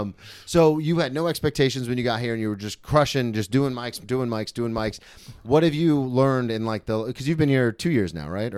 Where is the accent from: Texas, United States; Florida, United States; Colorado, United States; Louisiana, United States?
Florida, United States; I grew up in Florida where spring break kinda comes to us